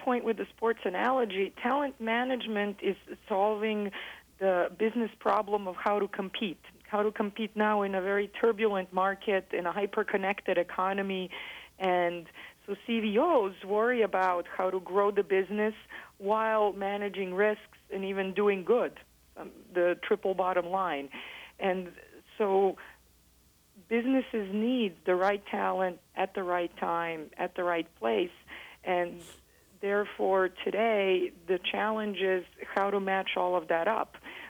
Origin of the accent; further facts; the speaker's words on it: Belgrade, Serbia; English is a second language; also born or lived in United States; So I am originally from Belgrade, Serbia, and we grew up moving back and forth. My father was a Fulbright scholar and would come teach in the United States.